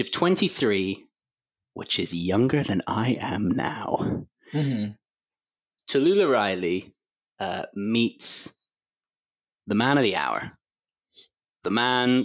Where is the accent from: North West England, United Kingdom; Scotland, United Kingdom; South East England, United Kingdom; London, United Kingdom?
London, United Kingdom; that school is quite near where I grew up in London